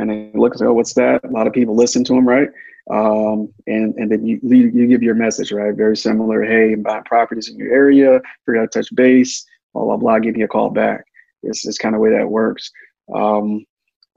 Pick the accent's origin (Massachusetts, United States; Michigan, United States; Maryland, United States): Michigan, United States; Detroit; I'm from Detroit, Michigan, and I was raised on